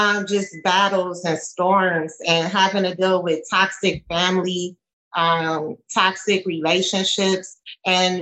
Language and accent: English; New Orleans, Louisiana, United States; I'm from New Orleans